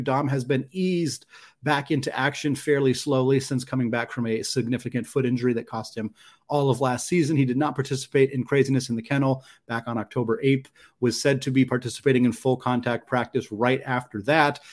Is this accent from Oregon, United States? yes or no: yes; Beaverton, Oregon, United States; Beaverton, my hometown